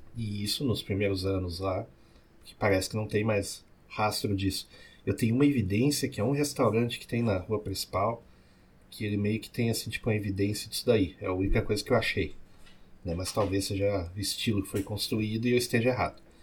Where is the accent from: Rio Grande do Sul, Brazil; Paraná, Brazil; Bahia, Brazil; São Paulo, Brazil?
Rio Grande do Sul, Brazil; São Leopoldo; accent: São Leopoldo; Eu já sou do jeito que o pessoal que é São Leopoldo fala